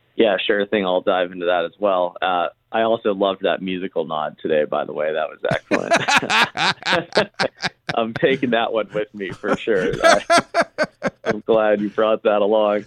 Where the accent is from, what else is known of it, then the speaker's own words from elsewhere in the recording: Charleston, South Carolina, United States; I grew up in Charleston, South Carolina